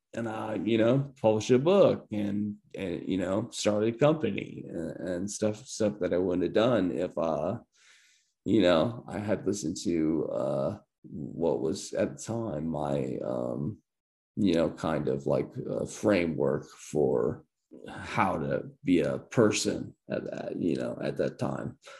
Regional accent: Columbia, Illinois, United States; i'm from uh, like columbia illinois

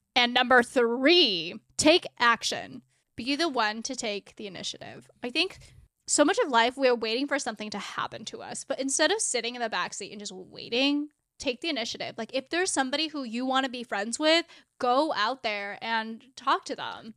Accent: South Bay, California, United States; moved away as an adult; now in Seattle, United States; I grew up in California, in South Bay, it's like the burbs

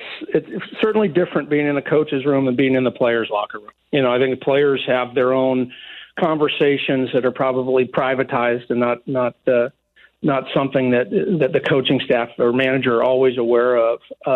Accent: San Francisco Bay Area, California, United States; I grew up in the Bay Area, San Francisco Bay Area

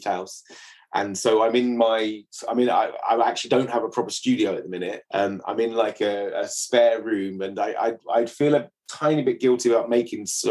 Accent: England, United Kingdom; as an Englishman

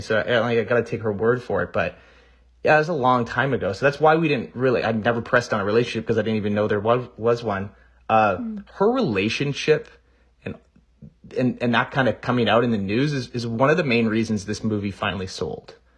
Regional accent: Canada; I'm also Canadian

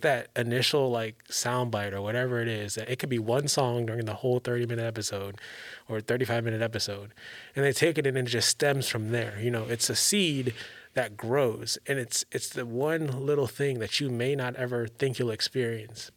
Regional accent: Maryland, United States; now in California, United States; I'm from Maryland

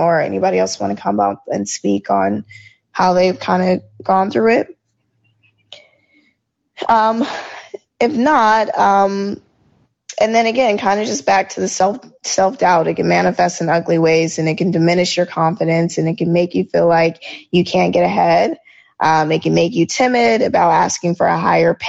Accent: Georgia, United States; I grew up in Georgia

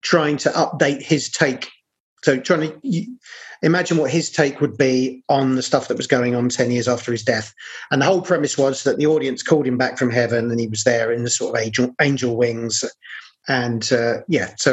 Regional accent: London, United Kingdom; also born or lived in Battersea; I'm actually from South East London, although parts of my family were from Battersea

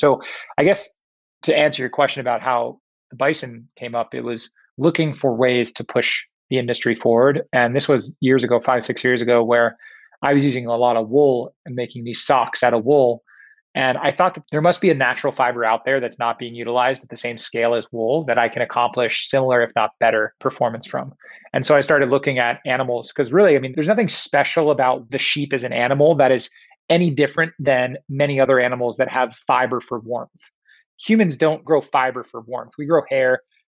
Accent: Tokyo, Japan; also born or lived in Singapore; My first place I went was in Michigan, which was a very odd place for me to end up from growing up in Tokyo and Singapore.

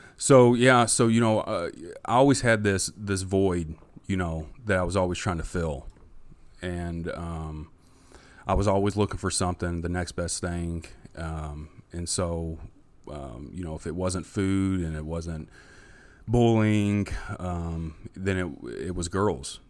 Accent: Jeffersonville, Indiana, United States; also born or lived in Louisville, Kentucky; I grew up in Jeff

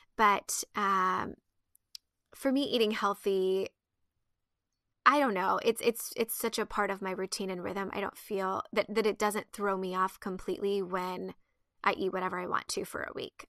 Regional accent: Midwest, United States; I was raised in the Midwest

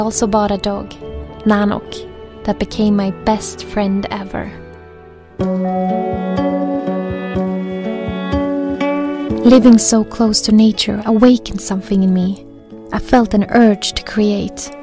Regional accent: Gothenburg, Västra Götaland, Sweden; moved away as an adult; now in Grundtjärn, Sweden; I decided to leave my life in my hometown Gothenburg

